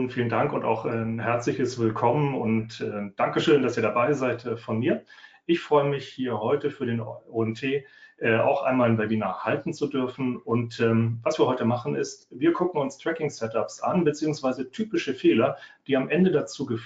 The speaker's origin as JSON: {"language": "German", "region": "Northern Germany", "country": "Germany", "said": "Also, ich komme aus dem Norden, ich wohne bei Hamburg"}